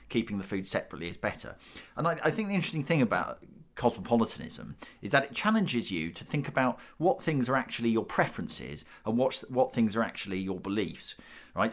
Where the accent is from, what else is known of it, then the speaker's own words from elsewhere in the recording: United Kingdom; we're, we're British